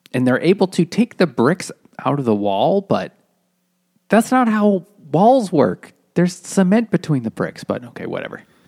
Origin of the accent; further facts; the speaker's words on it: New England, United States; growing up in New England